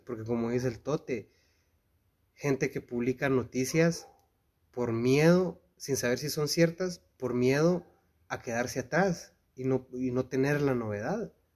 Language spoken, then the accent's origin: Spanish; Guatemala; nos define como chapines? Como cultura chapina